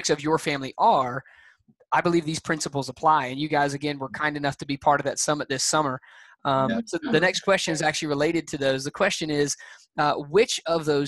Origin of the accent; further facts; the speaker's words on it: Alabama, United States; I'm from Alabama